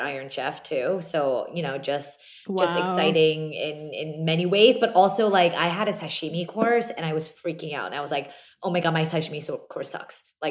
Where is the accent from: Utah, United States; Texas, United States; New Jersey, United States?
New Jersey, United States; Very, very small Korean community growing up in South Jersey